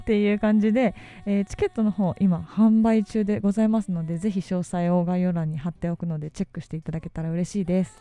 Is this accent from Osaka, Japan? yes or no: no; Ebina, Kanagawa, Japan; 私の地元の方で、えー、海老名というところがある